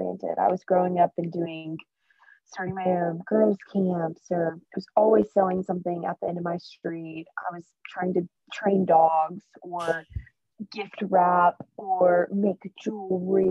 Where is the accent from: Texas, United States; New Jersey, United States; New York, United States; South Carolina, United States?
South Carolina, United States; Spartanburg; moved away as an adult; now in Birmingham, United States; I grew up in Spartanburg, South Carolina, but I currently live in Birmingham, Alabama